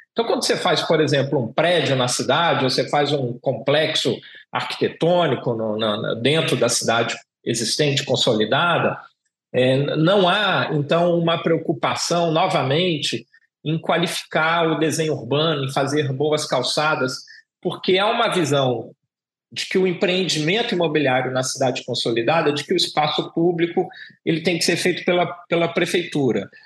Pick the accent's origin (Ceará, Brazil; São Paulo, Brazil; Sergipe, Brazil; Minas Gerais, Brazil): São Paulo, Brazil; moved away as an adult; also born or lived in Rio de Janeiro; eu sou nascido em São Paulo e vou para o Rio de Janeiro